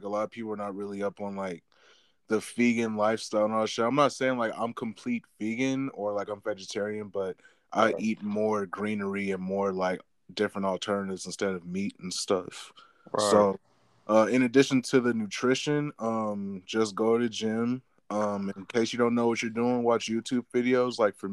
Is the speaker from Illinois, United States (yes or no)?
no; Inland Empire, California, United States; also born or lived in Placentia, California; I was born in Placentia, California. Years later. Moved to the Inland Empire